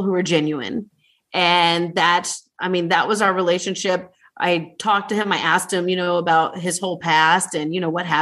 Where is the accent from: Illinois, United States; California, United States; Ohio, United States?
Ohio, United States; I'm from Ohio, we're huggers